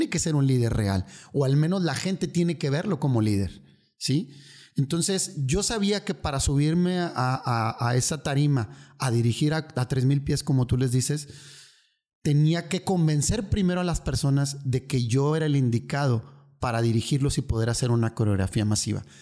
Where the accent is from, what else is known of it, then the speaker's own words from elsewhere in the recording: northern Mexico, Mexico; aparte ya sabes cómo somos los, norteños, somos como muy bullying.